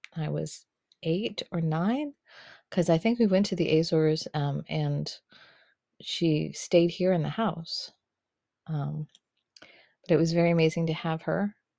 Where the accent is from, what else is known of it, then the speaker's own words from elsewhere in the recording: Boston, Massachusetts, United States; moved away as an adult; now in New York, United States; I was born in Boston